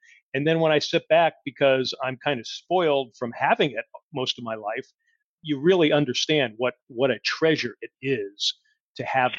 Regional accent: New England, United States; I'm from New England and I've been to Fenway so many times

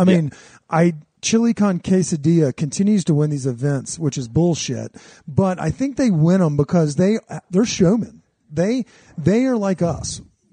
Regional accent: the South, United States; like where we grew up in the South.

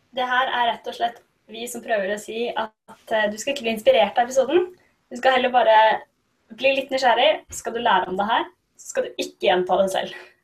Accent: Norway; Vi som nordmenn

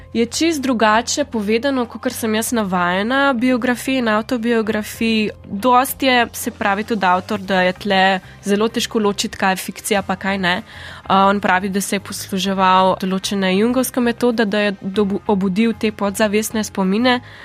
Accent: Primorska, Slovenian Littoral, Slovenia; prihajam iz Primorske

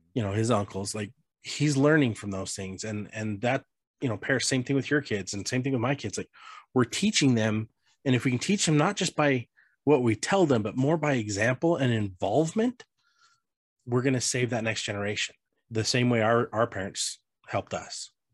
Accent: Colorado, United States; I grew up in Colorado

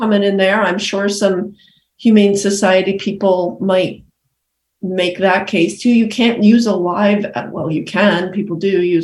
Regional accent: Massachusetts, United States; I'm again embarrassed from Massachusetts

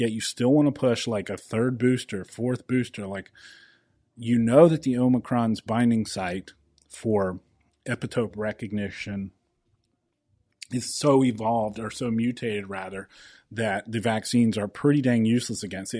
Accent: South Carolina, United States; my home state of South Carolina

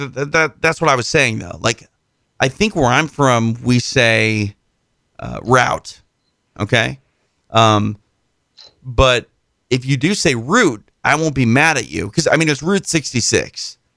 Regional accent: United States; Maybe I'm just an American trying to teach a guy who lives in England English.

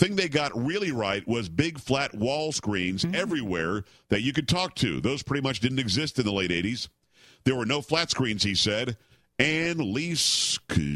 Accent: New York, United States; moved away; I'm originally from New York

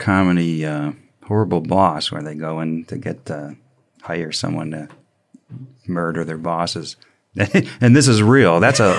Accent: Michigan, United States; Did you guys pick this because I'm from Michigan?

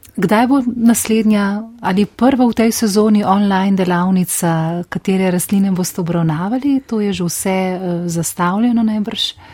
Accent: Slovenia; Slovenci smo

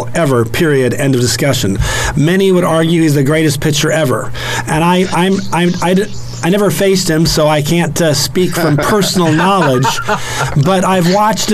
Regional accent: Virginia, United States; Since I'm from Virginia, and we say things like y'all and yo

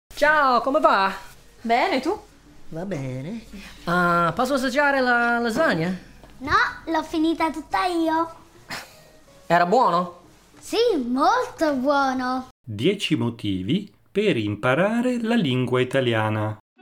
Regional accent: Italy

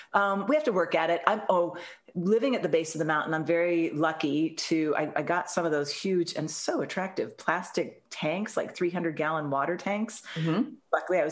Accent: Alexandria, Virginia, United States; moved away as an adult; also born or lived in Greenwich, Connecticut; now in Charlottesville, United States; I grew up in Alexandria. I came down here as an undergrad long time ago, back when the dinosaurs roamed the earth. And then my husband and I moved up to, got married. My husband and I moved up to Connecticut.

